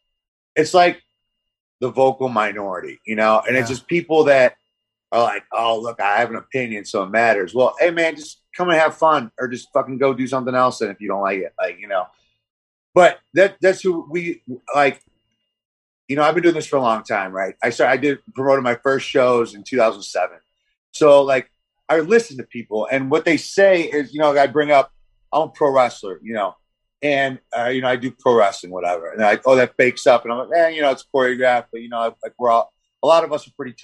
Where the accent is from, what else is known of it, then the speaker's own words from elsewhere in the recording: St. Louis, Missouri, United States; moved away as an adult; also born or lived in West Coast; now in US West Coast; everybody from St. Louis. Not that I'm hating on my hometown